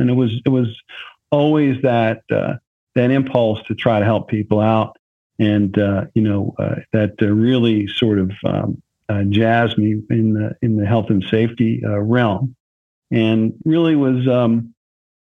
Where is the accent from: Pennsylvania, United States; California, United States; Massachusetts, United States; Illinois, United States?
Pennsylvania, United States; near Philadelphia; I grew up near Philadelphia